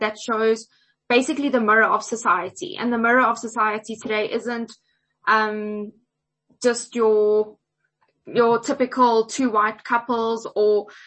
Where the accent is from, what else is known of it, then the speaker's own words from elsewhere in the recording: Johannesburg, Gauteng, South Africa; I was born and raised in Joburg